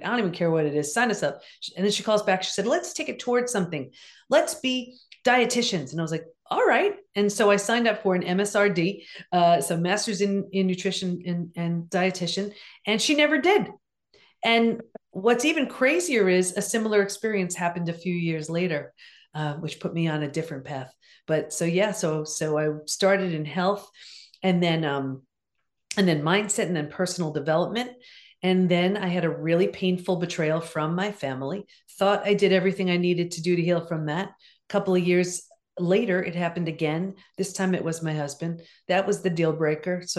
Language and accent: English; Long Island, New York, United States; also born or lived in California; I grew up in Long Island.